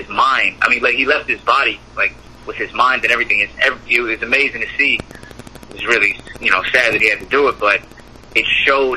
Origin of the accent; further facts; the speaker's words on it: New York City, New York, United States; also born or lived in Italy; born and raised in the Bronx.